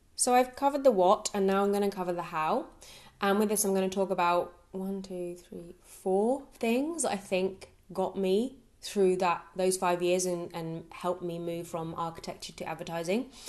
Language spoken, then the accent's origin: English; Brighton, South East England, United Kingdom; moved away as an adult; also born or lived in Nottingham; my hometown in Brighton